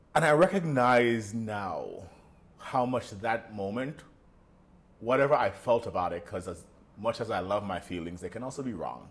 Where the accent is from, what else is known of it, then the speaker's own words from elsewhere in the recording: Jamaica; moved away as an adult; also born or lived in New York / London; being Jamaican, being from that side of the world